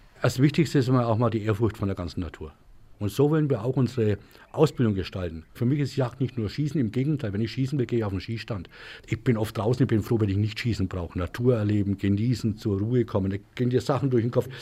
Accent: a village near Obertrubach, Franconian Switzerland, Bavaria, Germany; Ich bin heimatverbunden, bin hier auf dem Dorf groß geworden.

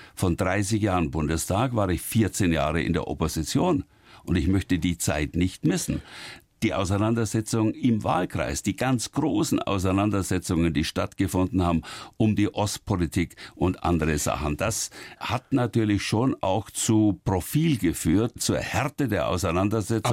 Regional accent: Oberrohr, Bavaria, Germany; so gerne ich in Oberrohr bin und so sehr ich an meiner Heimat hänge, an den Bauernhof, in dem ich zur Welt gekommen bin

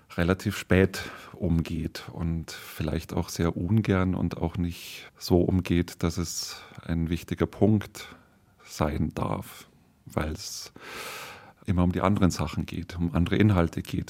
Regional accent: Munich, Bavaria, Germany; als Münchner

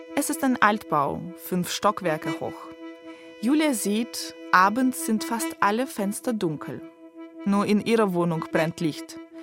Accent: Donetsk, Donetsk Oblast, Ukraine; moved away; Ich komme auch aus Donetsk, bin dort aufgewachsen, aber schon vor zehn Jahren weggezogen

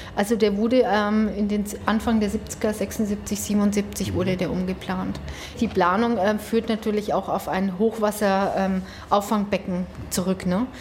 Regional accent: Pegnitz, Bavaria, Germany; Ich bin in den 70er Jahren aufgewachsen und zwar unten am Thumberger Weg

